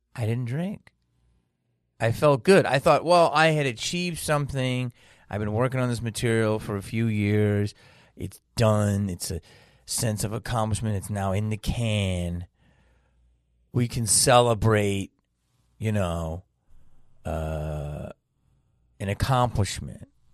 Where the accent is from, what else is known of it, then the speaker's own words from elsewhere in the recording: Philadelphia, Pennsylvania, United States; moved away as an adult; I was raised in Philadelphia